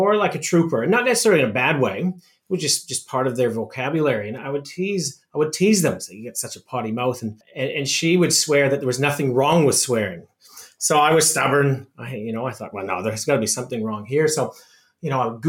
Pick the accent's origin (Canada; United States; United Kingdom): Canada; Saskatoon, Saskatchewan; as a young boy growing up in Saskatoon, Saskatchewan, which is essentially in the middle of Canada